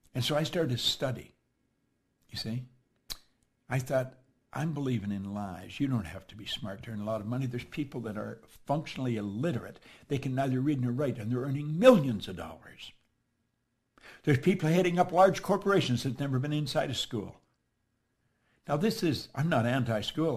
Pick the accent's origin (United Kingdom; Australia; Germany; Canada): Canada; Toronto, Ontario; I'm from Toronto.